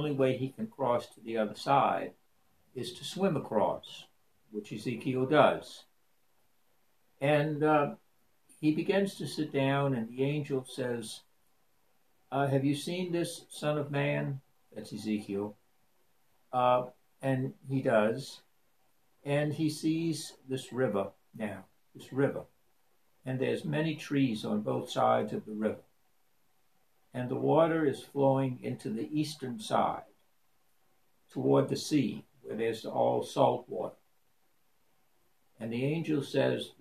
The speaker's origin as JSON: {"language": "English", "town": "New Orleans", "region": "Louisiana", "country": "United States", "tie": "born or raised there", "said": "growing up in New Orleans, being a New Orleanian back in the 50s and even today?"}